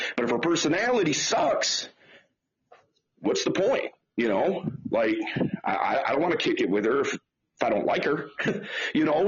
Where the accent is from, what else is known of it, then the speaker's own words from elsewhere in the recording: Detroit, Michigan, United States; I'm from Detroit. Uh, grew up in Detroit, uh, still in Detroit